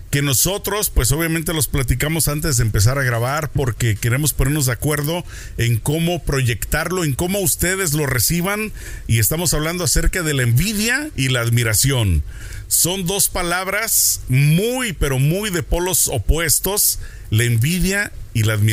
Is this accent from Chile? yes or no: no; Mexico; Como decimos en México